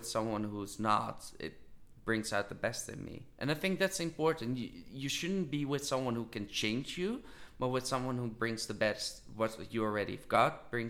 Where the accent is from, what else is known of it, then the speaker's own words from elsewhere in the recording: Netherlands; I do think I'm from the Netherlands and I don't consider myself really as a person of the Netherlands. I consider myself as a person of the world.